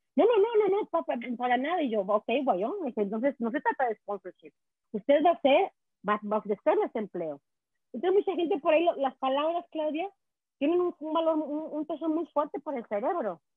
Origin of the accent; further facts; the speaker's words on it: Mexico; now in Quebec, Canada; te traigo eh, aquí el águila mexicana plasmada en mi frente y muy orgullosa de serlo.